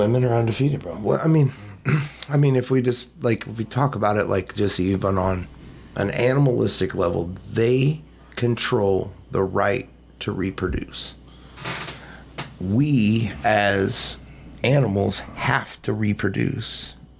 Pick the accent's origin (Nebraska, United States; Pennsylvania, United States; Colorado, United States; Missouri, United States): Missouri, United States; also born or lived in California; I'm from Missouri